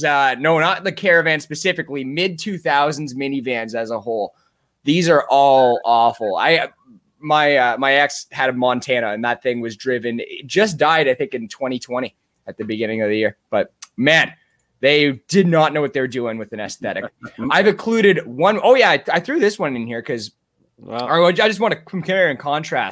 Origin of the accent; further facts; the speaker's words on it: Ontario, Canada; now in Timmins, Canada; I had to go back to my hometown to this monstrosity that I passed every day. The Canadian Human Rights Monument.